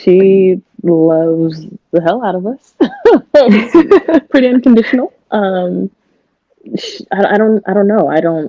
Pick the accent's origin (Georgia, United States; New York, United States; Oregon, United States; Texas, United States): Oregon, United States; Portland; born there; now in Hillsboro, United States; I was born in Portland, raised kind of all over. I'm 28. I have an 8-year-old son, and we're living in Hillsboro, Beaverton area of Oregon right now.